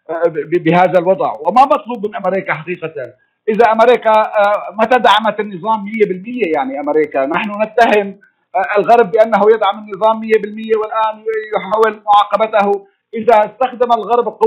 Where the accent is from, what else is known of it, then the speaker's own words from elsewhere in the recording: Syria; نحن كسوريين